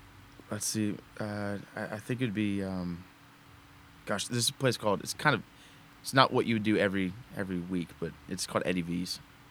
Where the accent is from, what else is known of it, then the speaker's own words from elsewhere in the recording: Houston, Texas, United States; also born or lived in Denair, California; I was actually born in California, but I grew up in Houston.